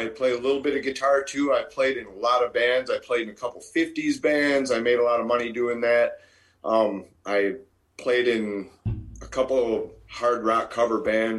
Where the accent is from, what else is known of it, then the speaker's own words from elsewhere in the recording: Minnesota, United States; Yes, all my life.